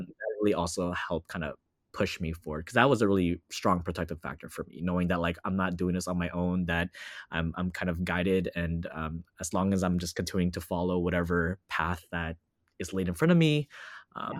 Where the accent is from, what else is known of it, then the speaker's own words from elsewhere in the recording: Los Angeles, California, United States; also born or lived in Orlando, Florida; I'm currently based in Los Angeles, California. I was born and raised here